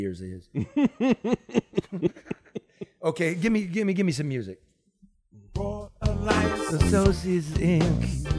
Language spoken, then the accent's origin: English; United States; I'm an American.